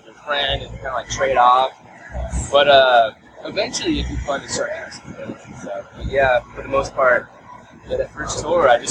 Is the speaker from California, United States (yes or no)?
yes; Los Angeles, California, United States; I grew up in Southern California